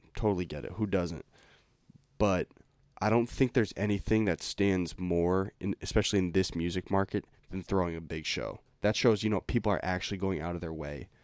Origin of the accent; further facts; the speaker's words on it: Lincoln, Massachusetts, United States; we grew up in Lincoln, Mass